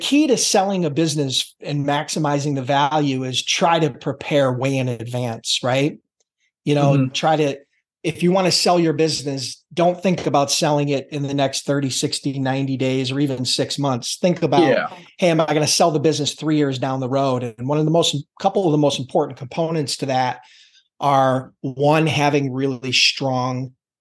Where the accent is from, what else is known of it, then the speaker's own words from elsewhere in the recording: Buffalo, New York, United States; born and bred in the Buffalo, New York area